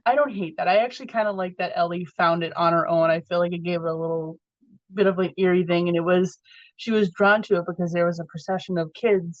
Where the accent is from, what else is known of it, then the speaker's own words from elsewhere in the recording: Massachusetts, United States; I'm from Massachusetts